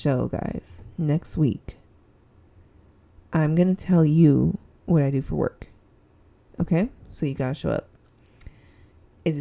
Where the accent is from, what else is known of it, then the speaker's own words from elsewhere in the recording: Southern California, United States; accent: SoCal; I'm from SoCal. And I think it's very obvious that I'm from SoCal from my voice.